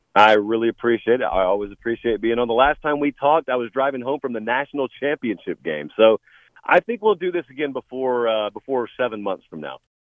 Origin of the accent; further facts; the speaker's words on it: rural Georgia, United States; moved away; I grew up in rural Georgia